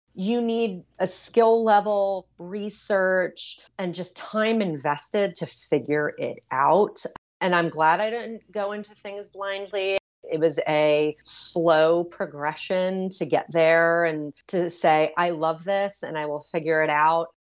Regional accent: New York City, New York, United States; I'm such a New Yorker

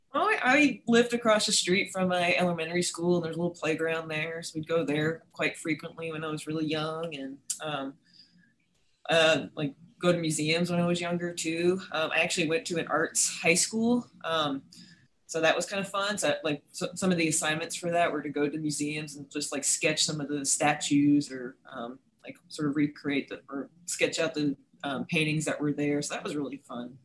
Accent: New York City, New York, United States; moved away as an adult; also born or lived in Westchester County, New York / San Diego, California; now in Starkville, United States; I'm originally from New York City

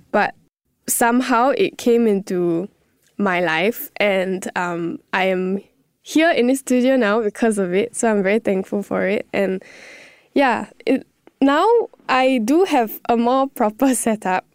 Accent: Singapore; being in Singapore, being my home country, everything, everyone speaking English

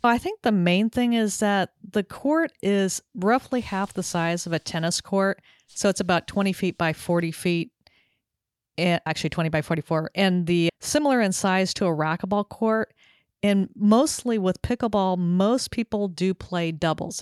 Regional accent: Southern California, United States; also born or lived in Texas; now in Connecticut, United States; having grown up in Southern California

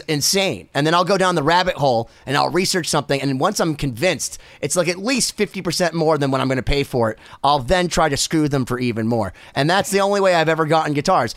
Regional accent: Boston, Massachusetts, United States; I'm also from Boston

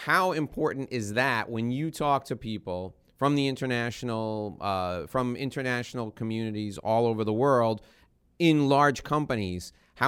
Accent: New York, United States; moved away as an adult; now in Miami, United States; when I relocated to Miami 12 years ago from New York. I was born and raised in New York

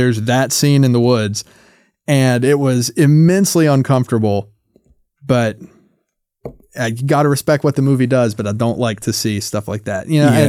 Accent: the South, United States; And I grew up in the South. So like ghost stories and hoodoo and folklore is like such a big part of the culture down there.

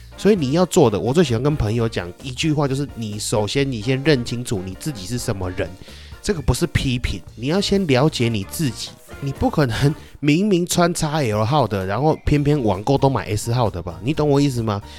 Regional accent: Taichung, Taiwan; 我们台中人

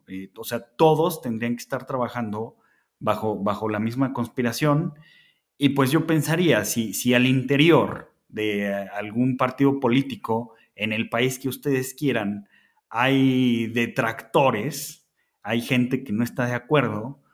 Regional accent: Mexico; somos los mexicanos

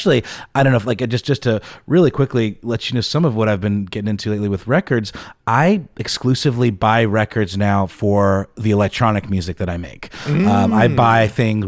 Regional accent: Augusta, Georgia, United States; now in Atlanta, United States; in Augusta, Georgia, which is my hometown

